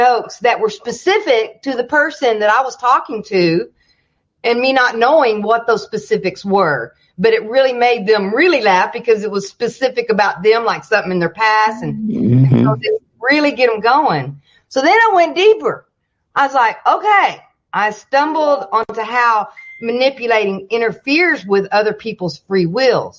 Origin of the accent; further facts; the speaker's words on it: the Bible Belt, United States; I grew up in the Bible Belt